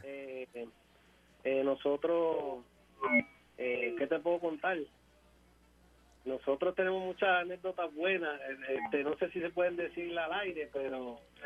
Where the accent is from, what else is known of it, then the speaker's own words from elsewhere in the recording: Ponce, Puerto Rico; nosotros somos de Ponce, natural de Ponce, nacido y criado aquí en la ciudad señorial de Ponce